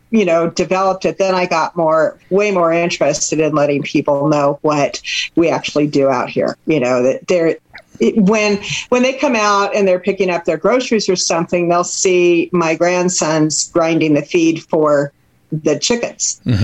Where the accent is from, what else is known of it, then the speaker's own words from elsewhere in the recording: Seattle, Washington, United States; moved away; I'm from Seattle.